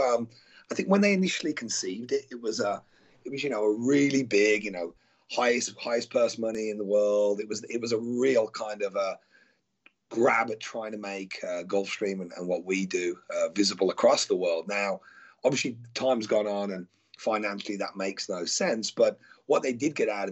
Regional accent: Birmingham, West Midlands, United Kingdom; moved away; Obviously I'm from Birmingham. So was my dad and my granddad

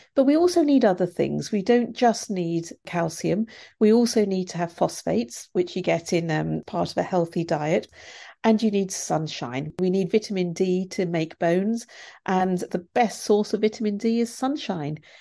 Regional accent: India; now in United Kingdom; I'm from India originally and my grandparents were poor farmers

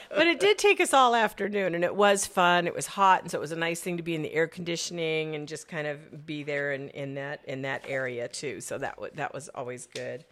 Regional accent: Phoenix, Arizona, United States; also born or lived in Southern California; Being a Phoenician

